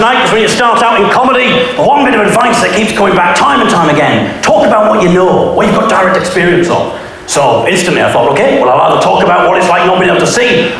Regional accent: United Kingdom; I'm British, so of course, naturally, I feel awkward.

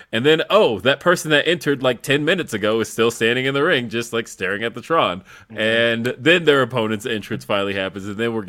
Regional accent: Los Angeles, California, United States; now in Denver, United States; Yeah, I don't get to say that. I'm from Los Angeles. It's L.A.

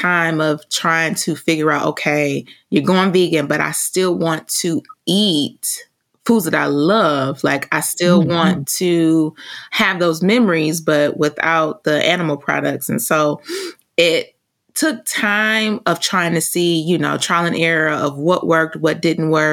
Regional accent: Detroit, Michigan, United States; I'm just a girl from Detroit

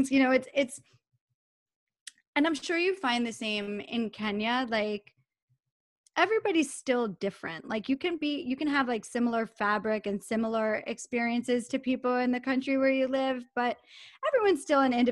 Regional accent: New York, United States; I come from Long Island, New York.

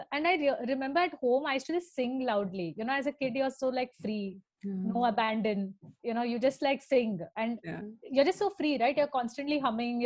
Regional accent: Thane, Maharashtra, India; growing up in Thane

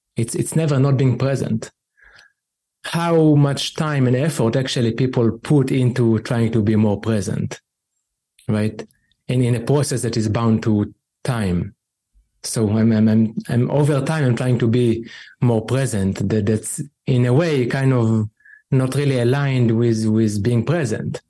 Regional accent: Israel; growing up in Israel

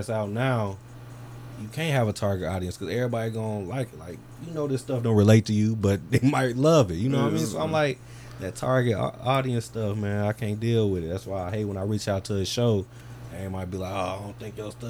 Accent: Calumet City, Illinois, United States; I'm from Cal City

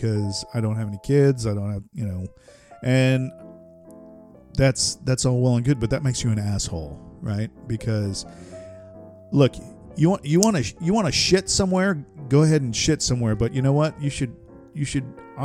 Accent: west coast of Florida, United States; moved away; I grew up in Florida, and I'm telling you, it never gets, well, from my standpoint, and where I lived on the coast, the west coast of Florida

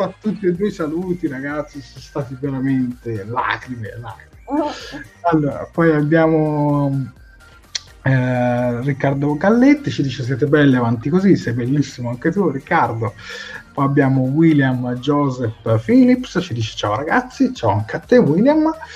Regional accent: Prato, Tuscany, Italy; io sono di Prato

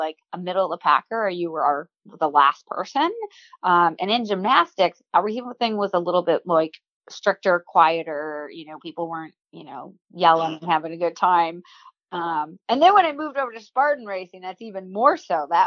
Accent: Waukesha, Wisconsin, United States; grew up in Waukesha, Wisconsin, and I was a hyper kid

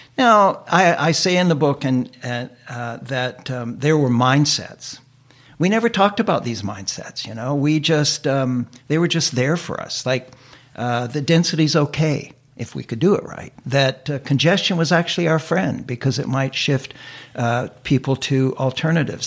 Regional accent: United States; moved away as an adult; now in Vancouver, Canada; I was an immigrant from the United States

